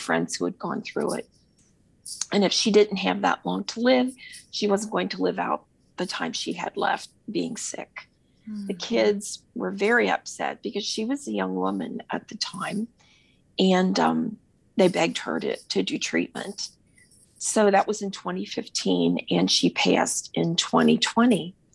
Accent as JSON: {"language": "English", "town": "Cincinnati", "region": "Ohio", "country": "United States", "said": "I'm from Cincinnati, Ohio"}